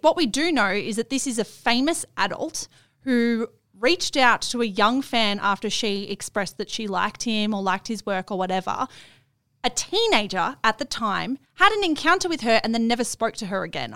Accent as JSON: {"language": "English", "town": "Melbourne", "region": "Victoria", "country": "Australia", "accent": "Melbourne", "said": "my Melbourne accent"}